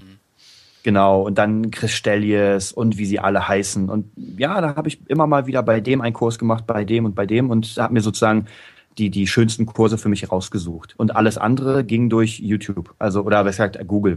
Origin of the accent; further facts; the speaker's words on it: Berlin, Germany; Berlin, mein, meine die Hauptstadt Deutschlands, meine, meine Heimatstadt.